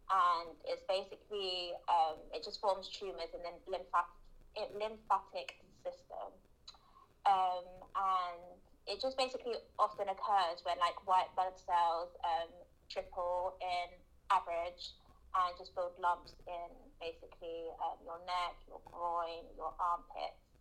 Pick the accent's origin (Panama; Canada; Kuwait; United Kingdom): United Kingdom; London; also born or lived in Brazil; I'm 21, just had 21. I'm from London, um, originally from Brazil.